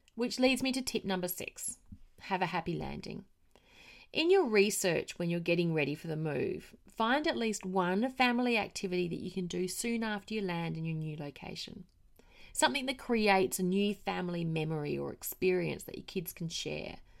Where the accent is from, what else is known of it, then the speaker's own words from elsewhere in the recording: Australia; moved away; I am Australian